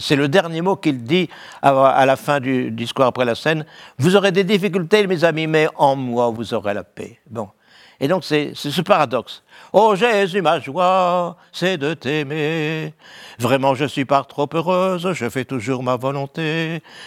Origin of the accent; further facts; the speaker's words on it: Valenciennes, Hauts-de-France, France; Je suis né à Valenciennes